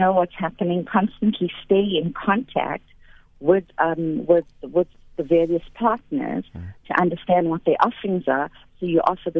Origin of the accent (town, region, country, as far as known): KwaZulu-Natal, South Africa; born or raised there; now in Johannesburg, South Africa